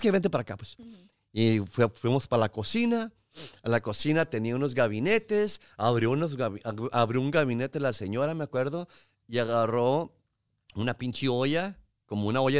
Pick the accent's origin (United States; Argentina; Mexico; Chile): Mexico; yo con mis pinches chistes de que yo sé que parezco armenio